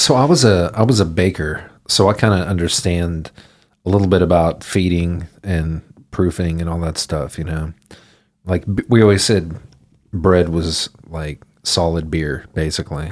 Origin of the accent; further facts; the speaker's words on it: Houston, Texas, United States; also born or lived in Denton / New York; I grew up in Houston.